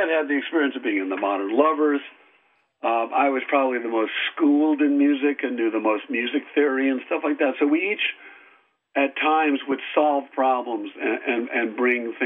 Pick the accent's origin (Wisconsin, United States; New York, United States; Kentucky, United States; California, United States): Wisconsin, United States; moved away; I'm from Wisconsin. And my wife is also